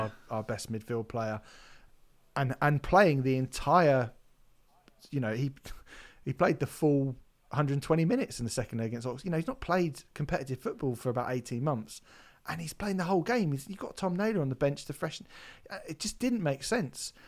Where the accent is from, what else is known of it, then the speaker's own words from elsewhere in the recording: Hampshire, South East England, United Kingdom; growing up in Hampshire, there's a slightly different language that Portsmouth has